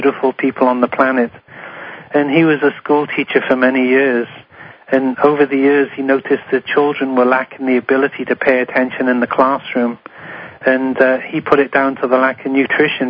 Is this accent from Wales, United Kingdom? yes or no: yes; Wales, United Kingdom; now in Honolulu, United States; I'm from Wales, where … is from.